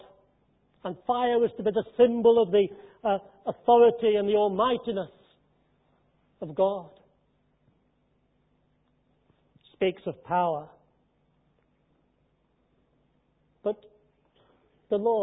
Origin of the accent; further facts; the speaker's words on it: Derby, East Midlands, United Kingdom; My hometown is Midlands, in the Midlands, Derby